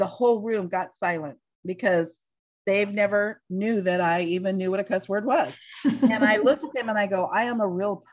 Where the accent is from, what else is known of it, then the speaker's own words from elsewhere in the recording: United States; I'm just speaking as an American Christian, part of us as American Christians